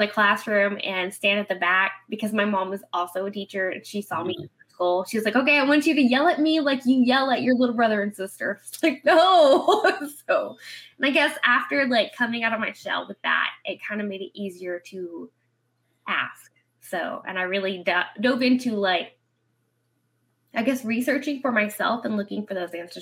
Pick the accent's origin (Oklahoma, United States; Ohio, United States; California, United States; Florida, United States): Oklahoma, United States; growing up in Oklahoma, it's part of the Bible Belt